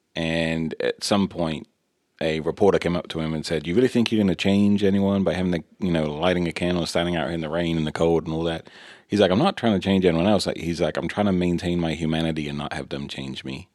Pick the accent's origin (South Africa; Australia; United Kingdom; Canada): United Kingdom; England; when I was growing up in England